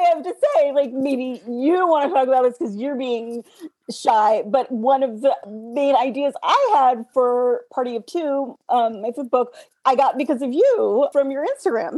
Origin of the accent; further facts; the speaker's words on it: United States; growing up in America as a girl